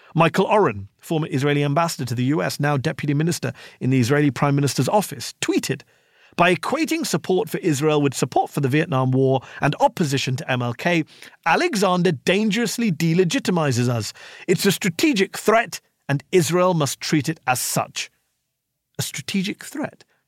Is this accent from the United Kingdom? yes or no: yes; United Kingdom; now in United States; a British journalist living in the U S